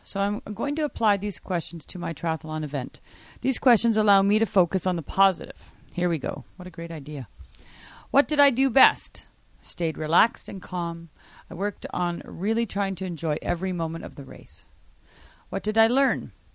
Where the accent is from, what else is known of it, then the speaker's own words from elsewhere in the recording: Canada; I'm Canadian.